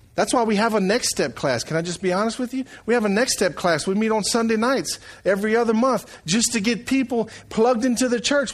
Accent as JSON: {"language": "English", "town": "Franklin", "region": "Louisiana", "country": "United States", "lives_now": "Eunice, United States", "said": "I come from Franklin, Louisiana"}